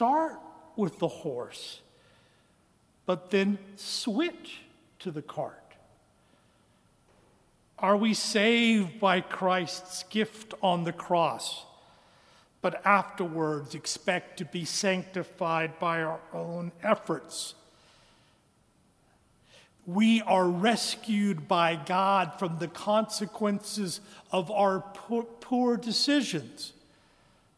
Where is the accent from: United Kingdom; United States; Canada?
United States; Western Kansas; now in Birmingham, United States; Although I was born here in Birmingham in Caraway Methodist Hospital, I was reared in Western Kansas. That's why there isn't a trace of a Southern accent in my voice